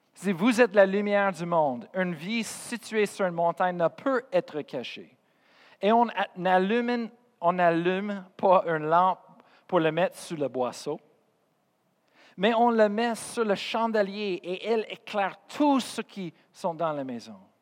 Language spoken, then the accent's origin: French; Colorado, United States; first language English; French is a second language; moved away; Je viens de Colorado, je suis américain